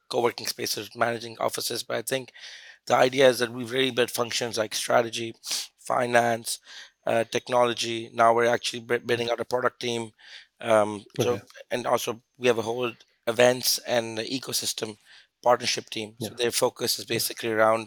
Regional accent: Lahore, Punjab, Pakistan; moved away as an adult; also born or lived in London / Dubai / Mexico / Turkey; I'm from Lahore. I grew up here, went to school there. I moved abroad in 2007

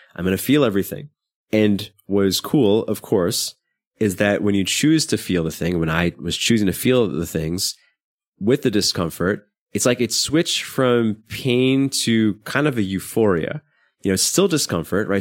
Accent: New York City, New York, United States; I grew up in Brooklyn, not in a particularly bad neighborhood

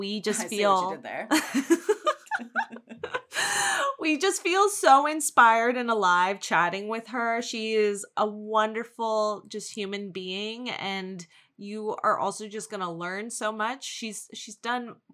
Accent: New York City, New York, United States; we're both born from Queens

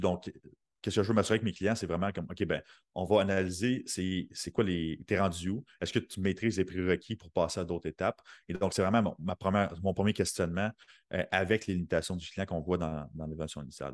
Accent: Sorel, Quebec, Canada; moved away as an adult; now in Saint-Jérôme, Canada; je viens de Sorel

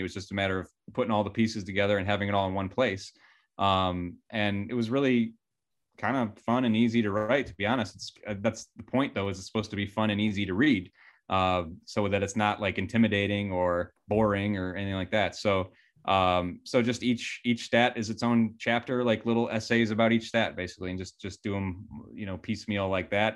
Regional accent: Cleveland, Ohio, United States; I love my hometown and there's a lot of great things about it

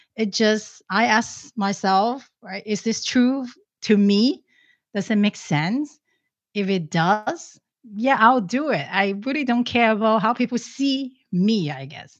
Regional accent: Hong Kong; moved away; I'm originally from Hong Kong

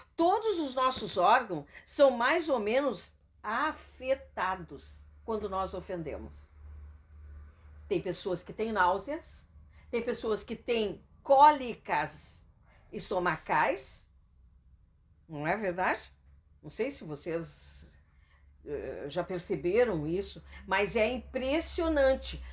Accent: Canoas, Rio Grande do Sul, Brazil; also born or lived in Cachoeirinha; a gente saiu de Canoas, depois voltou pra Canoas de novo, né? E moramos em Cachoeirinha também

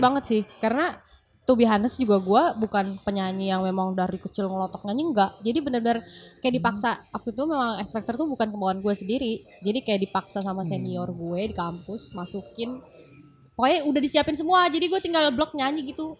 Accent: Makassar, South Sulawesi, Indonesia; aku sendiri juga dari Makassar

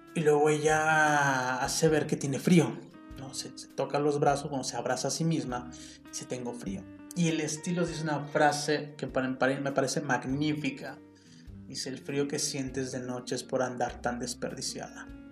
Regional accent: Mexico; first language Spanish; soy mexicano

